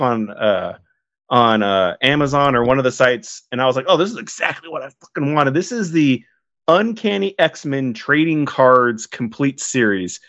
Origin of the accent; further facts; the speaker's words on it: California, United States; as a Californian